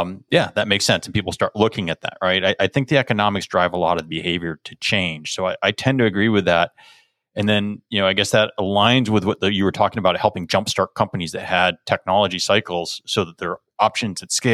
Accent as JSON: {"language": "English", "country": "United States", "said": "as an American"}